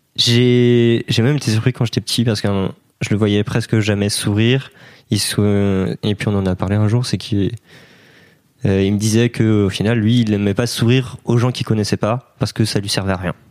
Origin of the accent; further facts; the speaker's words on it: Brittany, France; je suis breton